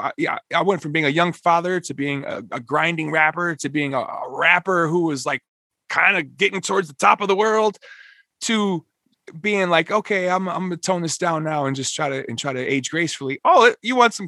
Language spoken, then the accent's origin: English; Minneapolis, Minnesota, United States; I'm from Minneapolis